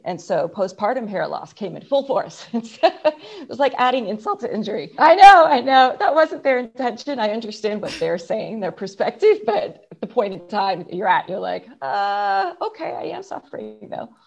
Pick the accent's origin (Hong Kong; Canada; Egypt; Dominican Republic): Canada; I'm Canadian, so we just didn't have the opportunity to get much sun